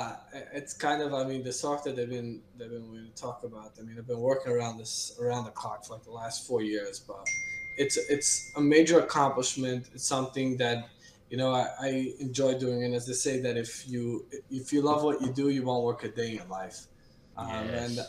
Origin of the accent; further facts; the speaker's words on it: New York City, New York, United States; also born or lived in Rockland County, New York; because I originally grew up in the city